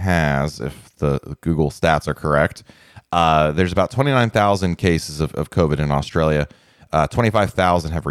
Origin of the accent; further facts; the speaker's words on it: United States; as an American